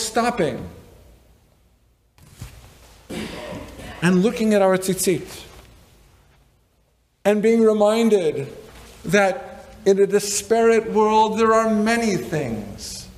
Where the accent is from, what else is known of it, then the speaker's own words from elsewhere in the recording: Berkeley, California, United States; I grew up in Berkeley